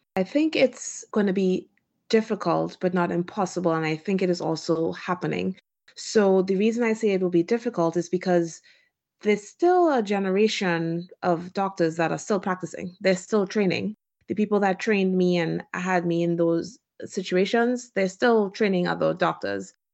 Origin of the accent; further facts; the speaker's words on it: Trinidad & Tobago; moved away as an adult; also born or lived in Washington, D.C., United States; now in United States; I was born and raised in Trinidad and Tobago